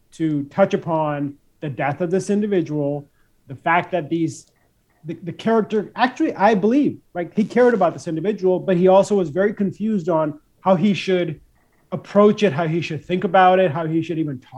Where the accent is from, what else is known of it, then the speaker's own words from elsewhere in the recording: India; moved away as an adult; now in United States; I grew up in India